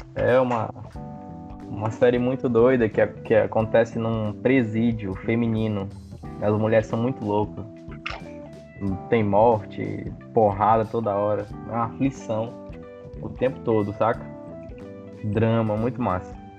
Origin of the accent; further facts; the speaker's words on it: Tucuruí, Pará, Brazil; eu sou de Tucuruí, Pará